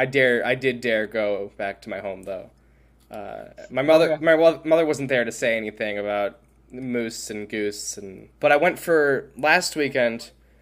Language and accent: English; New York, United States; we grew up in New York